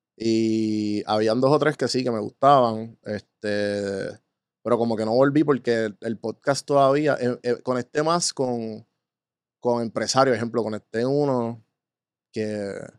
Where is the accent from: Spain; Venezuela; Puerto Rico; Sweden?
Puerto Rico; yo soy boricua